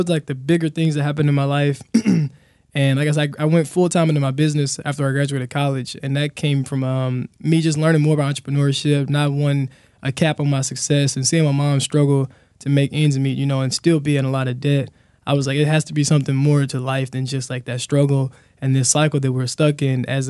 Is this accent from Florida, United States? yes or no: no; Helena, Arkansas, United States; I grew up in Helena, a real poor, underrepresented area in Southeast Arkansas